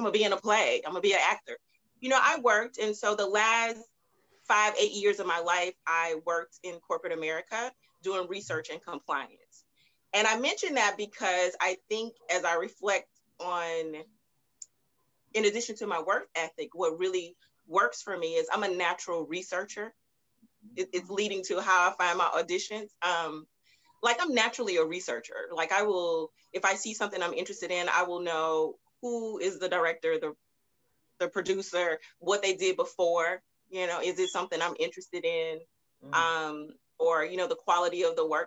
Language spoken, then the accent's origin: English; Baton Rouge, Louisiana, United States; now in Houston, United States; I'm originally from Baton Rouge, Louisiana. And I moved to Houston a while ago